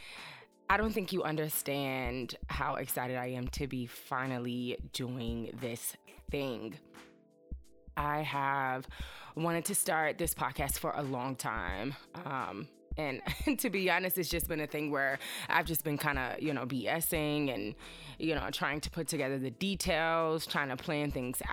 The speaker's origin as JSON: {"language": "English", "town": "Chester", "region": "Virginia", "country": "United States", "also_born_or_lived": "Greensboro, North Carolina / Washington, D.C.", "moved": "as an adult", "said": "I am from a small town in Virginia. It's called Chester"}